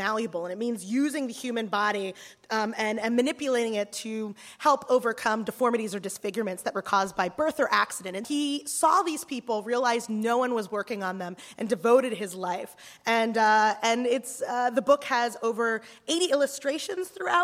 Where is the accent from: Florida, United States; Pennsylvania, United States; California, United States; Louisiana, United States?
Pennsylvania, United States; Philadelphia; I grew up in Philadelphia